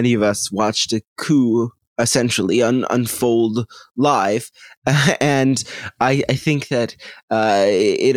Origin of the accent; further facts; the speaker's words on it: United States; as an American